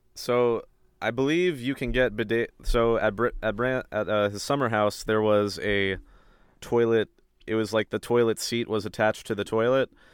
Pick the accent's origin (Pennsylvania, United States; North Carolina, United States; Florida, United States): North Carolina, United States; a small town right outside of Raleigh; I am from a small town right outside of Raleigh, North Carolina.